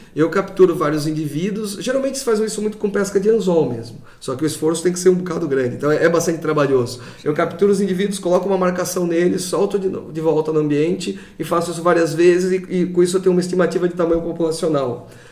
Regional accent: São Paulo, Brazil; moved away; eu sou de São Paulo, então fiz toda a minha pesquisa de pós-graduação lá

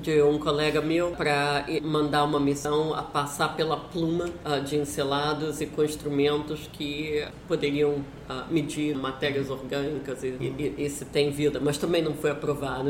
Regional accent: Brazil; moved away; na época que eu saí do Brasil

